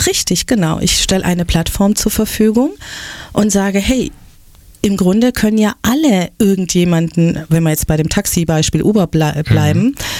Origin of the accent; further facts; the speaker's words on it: Stuttgart, Baden-Württemberg, Germany; born or raised there